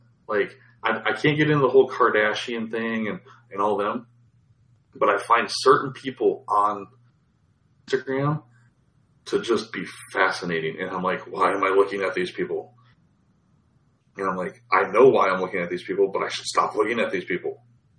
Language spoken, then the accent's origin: English; Midwest, United States; now in California, United States; we saw that you just moved here from the Midwest, so that's why we hired you.